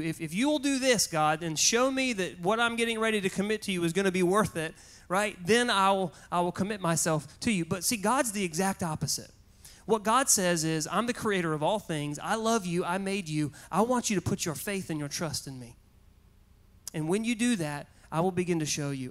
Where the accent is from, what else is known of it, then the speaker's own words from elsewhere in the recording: Goldsboro, North Carolina, United States; back to Goldsboro just so I could show her my hometown, show her where I went to high school